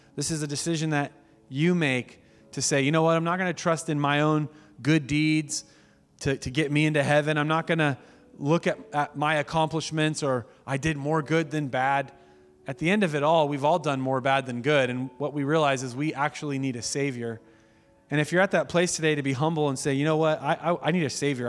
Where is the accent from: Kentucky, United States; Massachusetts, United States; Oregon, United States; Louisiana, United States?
Oregon, United States; Medford; moved away as an adult; now in Eugene, United States; we're not from here. We're from Medford.